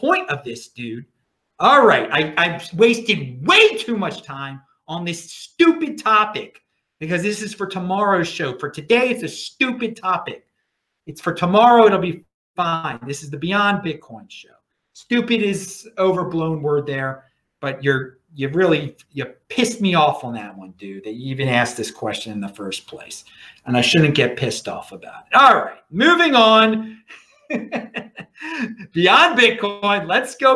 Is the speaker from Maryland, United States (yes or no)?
yes; Baltimore, Maryland, United States; everyone knows I'm from Baltimore. I grew up in the suburbs